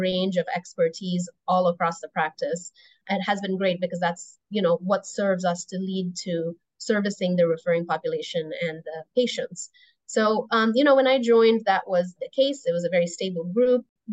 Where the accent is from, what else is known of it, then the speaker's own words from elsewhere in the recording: Toronto, Ontario, Canada; moved away as an adult; also born or lived in Indiana / Midwest; now in United States; I grew up mostly in Toronto in Canada. That's home for me.